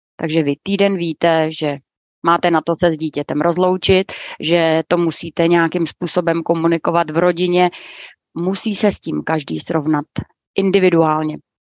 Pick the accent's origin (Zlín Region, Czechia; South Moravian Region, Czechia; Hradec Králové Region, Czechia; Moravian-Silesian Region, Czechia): South Moravian Region, Czechia; Brno; já jsem původem taky z Brna